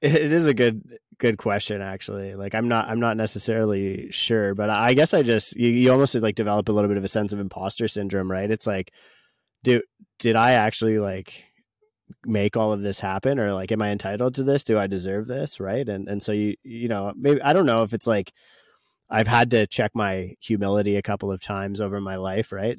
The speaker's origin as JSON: {"language": "English", "country": "Canada", "said": "as a Canadian"}